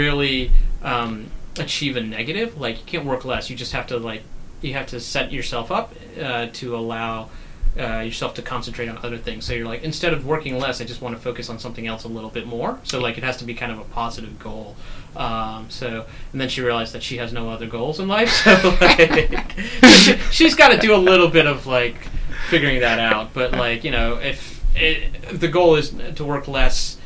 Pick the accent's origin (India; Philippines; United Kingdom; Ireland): India; I'm Indian